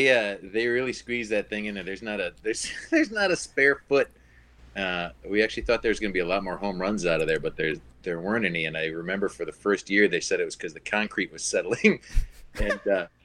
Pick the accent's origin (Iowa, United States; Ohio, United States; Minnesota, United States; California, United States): Minnesota, United States; Minneapolis; I'm from Minneapolis, yeah, born and raised, yep.